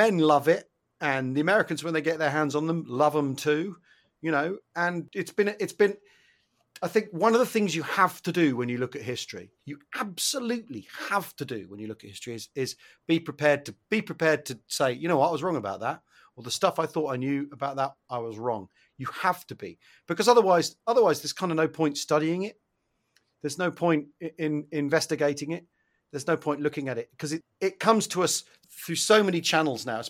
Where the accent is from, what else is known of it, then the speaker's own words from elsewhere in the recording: United Kingdom; being British